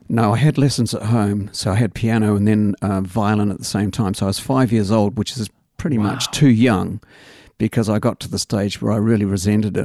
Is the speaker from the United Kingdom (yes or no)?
yes; England, United Kingdom; also born or lived in Australia; now in Christchurch, New Zealand; growing up in England